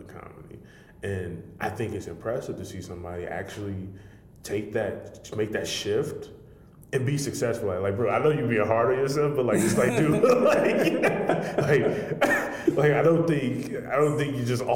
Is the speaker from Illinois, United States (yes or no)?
yes; Chicago, Illinois, United States; I'm from Chicago, the city